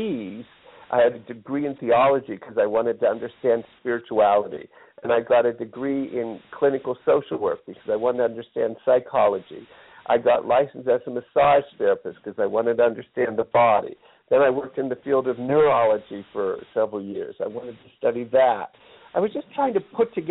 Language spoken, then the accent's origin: English; Pittsburgh, Pennsylvania, United States; moved away; I grew up in Pittsburgh, Pennsylvania